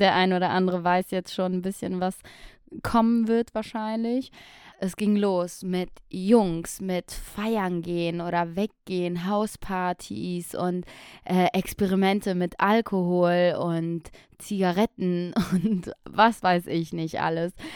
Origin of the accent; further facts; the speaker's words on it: Aachen, North Rhine-Westphalia, Germany; now in Düsseldorf, Germany; ich bin in Aachen geboren und aufgewachsen